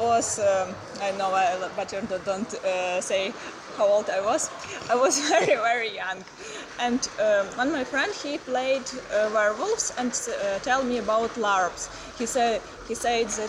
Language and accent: English; Lviv, Lviv Oblast, Ukraine; English is a second language; moved away as an adult; now in Warsaw, Poland; I am from Ukraine, from Lviv